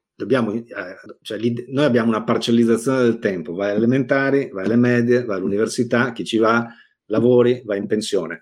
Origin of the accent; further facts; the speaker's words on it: Negrar, Veneto, Italy; io sono nato a Negrar, provincia di Verona